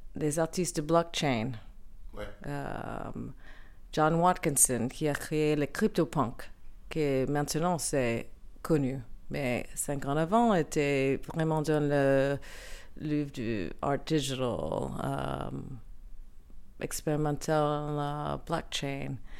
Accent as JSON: {"language": "French", "town": "New York City", "region": "New York", "country": "United States", "tie": "born or raised there", "also_born_or_lived": "Paris", "second_language": "French", "moved": "yes", "said": "je viens de Brooklyn, New York."}